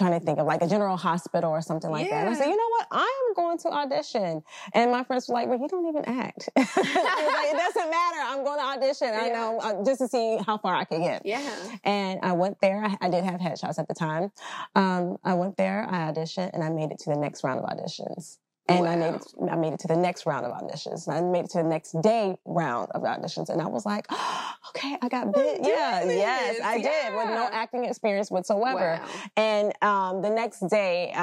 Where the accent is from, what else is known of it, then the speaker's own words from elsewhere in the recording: Central Texas, United States; moved away as an adult; now in Georgia, United States; I'm from Central Texas, and I just wanted more for my life. And my mother and I, we just picked up and we relocated